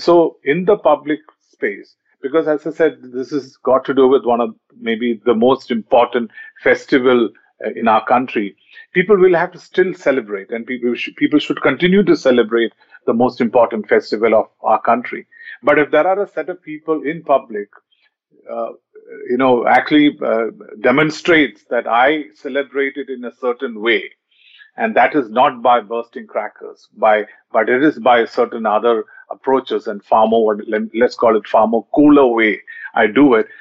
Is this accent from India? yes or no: yes; Kolkata, West Bengal, India; when i growing up in Calcutta uh, in the initial, in the early 90s